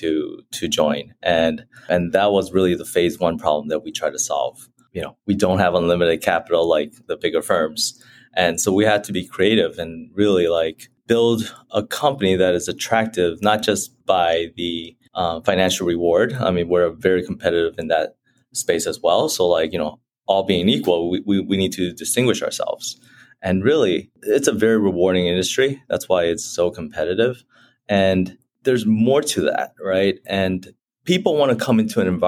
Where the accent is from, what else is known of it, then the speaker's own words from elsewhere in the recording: Chicago, Illinois, United States; I grew up in Chicago, Illinois